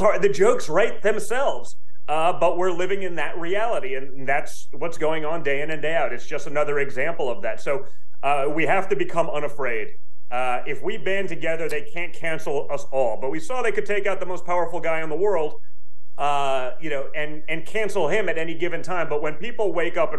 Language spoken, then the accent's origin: English; United States; as an American